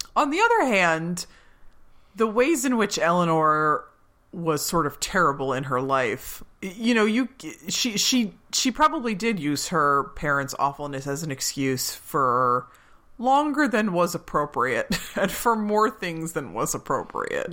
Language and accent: English; Pennsylvania, United States; born or raised there